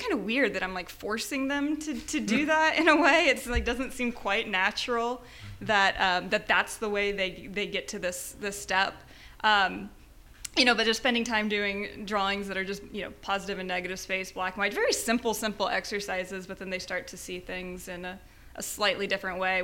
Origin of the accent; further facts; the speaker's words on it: Wapakoneta, Ohio, United States; moved away as an adult; also born or lived in Indiana; now in Houston, United States; I'm from Ohio, originally. Rural Ohio. It's town Wapakoneta is the name of my town.